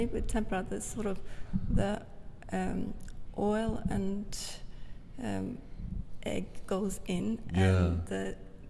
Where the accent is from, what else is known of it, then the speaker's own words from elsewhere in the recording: Norway; I'm an artist from Norway.